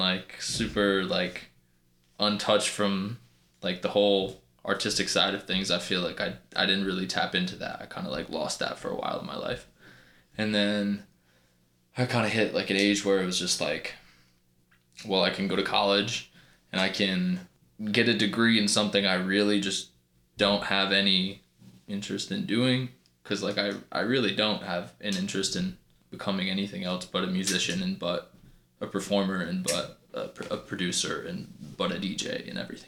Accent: Burnt Hills, New York, United States; Originally, I'm from Burnt Hills, New York

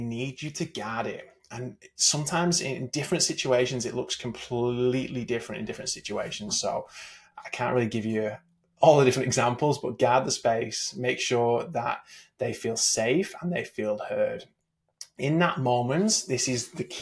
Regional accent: England, United Kingdom; I grew up in England

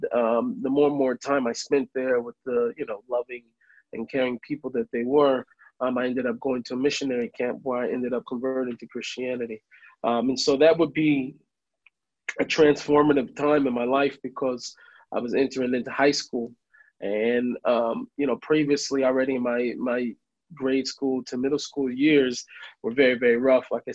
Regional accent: Seattle, Washington, United States; moved away as an adult; now in Jerusalem, Israel; I grew up in Seattle

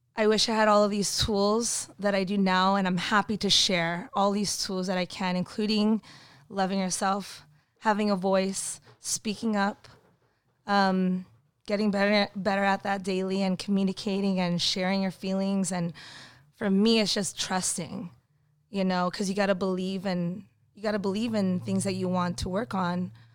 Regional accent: Burbank, California, United States; I actually grew up in Burbank

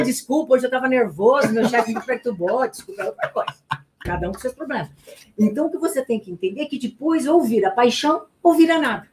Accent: Garça, São Paulo, Brazil; accent: interior; now in São Paulo, Brazil; Eu nasci em Garça, né? É, eu, eu, saí da cidade do interior, mas o interior não saiu de dentro de mim

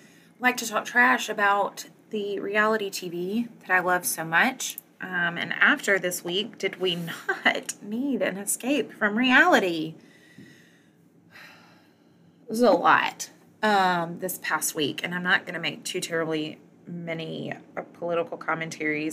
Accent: the South, United States; as a Southerner

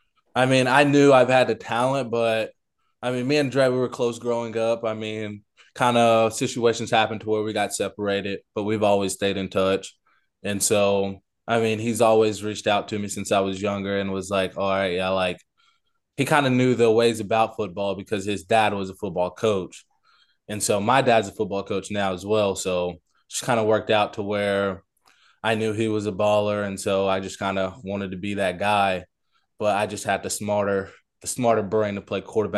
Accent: Morrilton, Arkansas, United States; also born or lived in Conway; Always lived in Morrilton. Lived in Conway. So I stayed in Conway, but went to school in Morrilton.

